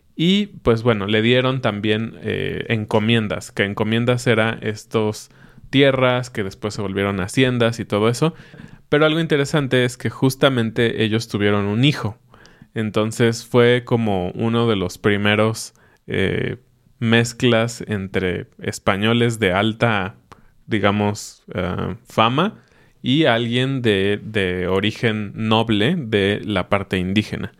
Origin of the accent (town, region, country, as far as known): Mexico